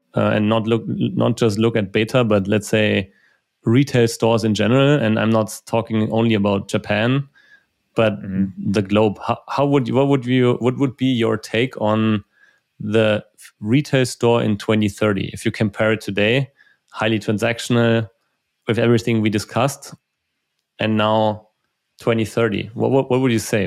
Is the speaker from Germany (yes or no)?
yes; Germany; also born or lived in Munich; we are from Germany, from Germany